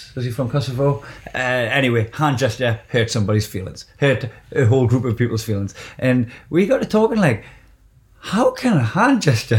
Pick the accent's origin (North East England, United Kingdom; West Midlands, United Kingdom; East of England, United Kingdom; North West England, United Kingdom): North East England, United Kingdom; Blyth; he just said fuck Blythe. Like, I love my hometown.